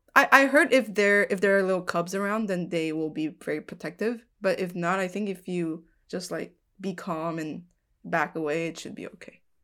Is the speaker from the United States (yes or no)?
no; southern Taiwan, Taiwan; moved away; I grew up in Taiwan, like in the south part of Taiwan